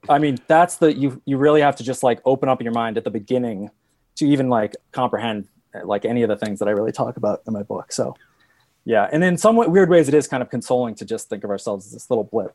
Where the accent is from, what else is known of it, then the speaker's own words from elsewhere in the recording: New England, United States; now in Colorado, United States; I grew up in New England where it's all kind of just boring granite